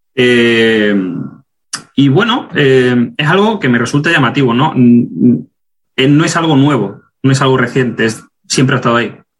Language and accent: Spanish; Ceuta, Spain; moved away as an adult; also born or lived in Granada / Germany; now in United States; soy de Ceuta